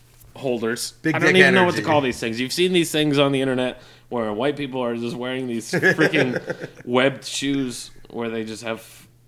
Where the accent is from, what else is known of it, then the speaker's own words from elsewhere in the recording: Westfield, Massachusetts, United States; also born or lived in Puerto Rico; I was born in Puerto Rico and I came straight to Westfield, Massachusetts.